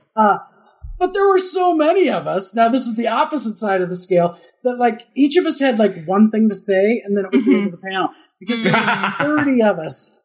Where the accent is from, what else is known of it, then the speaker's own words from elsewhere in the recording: Minnesota, United States; moved away; I'm from Minnesota